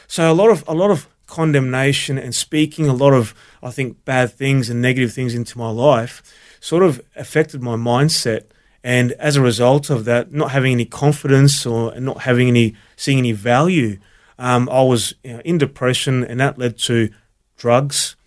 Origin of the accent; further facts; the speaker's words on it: Brisbane, Queensland, Australia; also born or lived in Melbourne, Victoria; raised in Brisbane